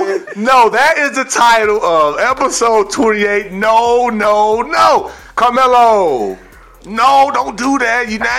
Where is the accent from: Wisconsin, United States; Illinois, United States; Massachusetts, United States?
Illinois, United States; Chicago; Growing up in the Midwest, Chi-Town